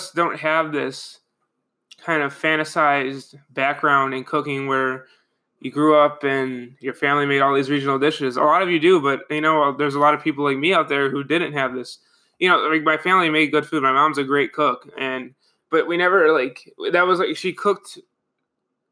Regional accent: Buffalo, New York, United States; moved away as an adult; also born or lived in Niagara Falls, New York; I grew up in Buffalo, New York

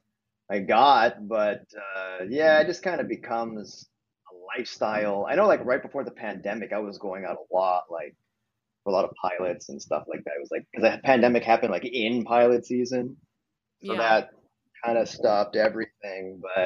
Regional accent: Montreal, Quebec, Canada; moved away as an adult; I'm from Montreal, Canada

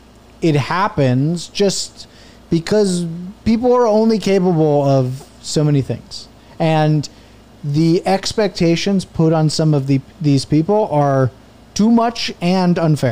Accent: New Jersey, United States; born or raised there

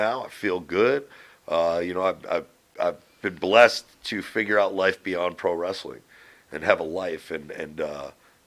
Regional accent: Northeast, United States; I lived a great life here in the Northeast growing up

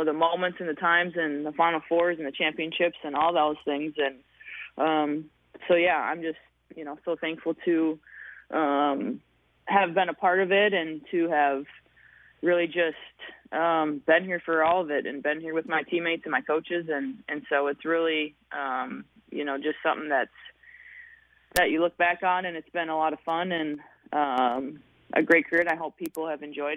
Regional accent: Hutchinson, Minnesota, United States; born or raised there

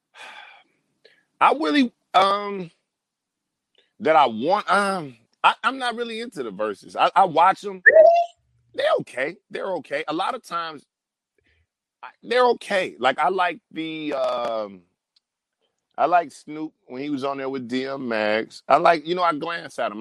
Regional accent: Detroit, Michigan, United States; moved away as an adult; now in Los Angeles, United States; I'm from Detroit, Michigan

